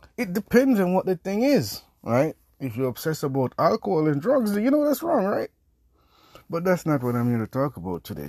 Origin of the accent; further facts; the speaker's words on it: Jamaica; I'm Jamaican.